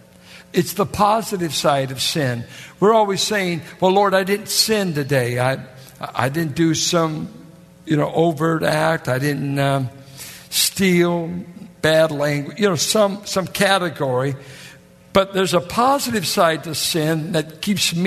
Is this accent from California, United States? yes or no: yes; Richmond, California, United States; born or raised there